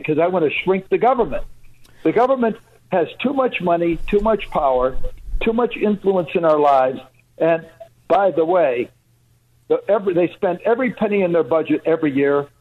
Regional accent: Chicago, Illinois, United States; now in Michigan, United States; I grew up in Chicago

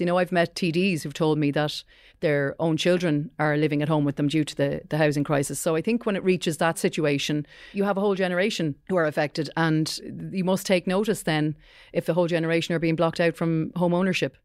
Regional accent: County Wicklow, Leinster, Ireland; I grew up in County Wicklow

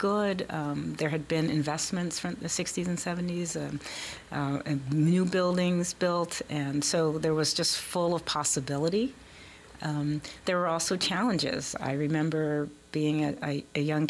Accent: Philadelphia, Pennsylvania, United States; now in Baltimore, United States; I'm from Philadelphia. I grew up in Philly

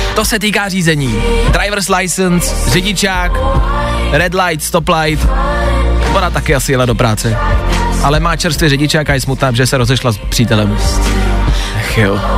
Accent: Plzeň, Plzeň Region, Czechia; Já jsem z Plzně

